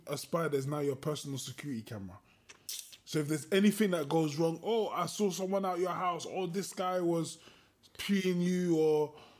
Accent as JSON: {"language": "English", "region": "England", "country": "United Kingdom", "said": "we're English"}